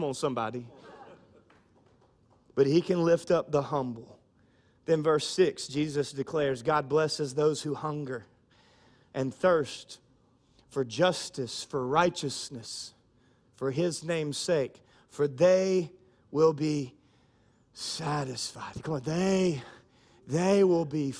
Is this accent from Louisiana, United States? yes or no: yes; Louisiana, United States; we're from Louisiana